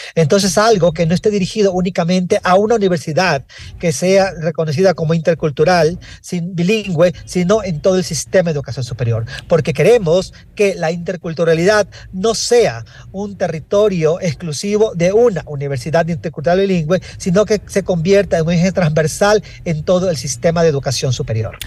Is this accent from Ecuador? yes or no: yes; Ecuador; todos somos ecuatorianos